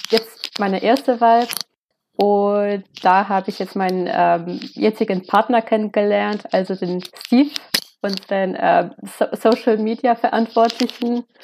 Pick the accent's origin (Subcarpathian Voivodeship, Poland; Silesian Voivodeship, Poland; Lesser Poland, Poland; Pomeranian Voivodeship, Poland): Lesser Poland, Poland; moved away as an adult; now in Leipzig, Germany; Äh, ich bin in einem Dorf äh, nah an Krakau aufgewachsen, also in Südpolens und ich habe während meiner Studienzeit an der Jagiellona-Universität mal ein ähm, Auslandssemester in Leipzig gemacht.